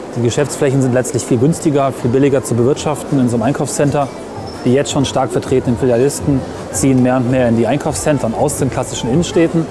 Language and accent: German; near Hameln, Lower Saxony, Germany; ich komme aus der Gegend von Hameln, bei Hameln